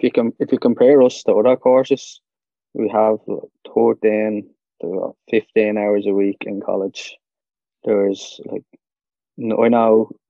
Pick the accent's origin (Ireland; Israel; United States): Ireland; Dublin, Leinster; I'm from Dublin